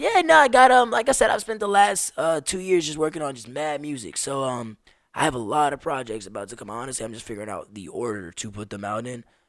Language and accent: English; Las Vegas, Nevada, United States; also born or lived in New York; I moved here in Vegas when I was uh, first grade. So I was five years old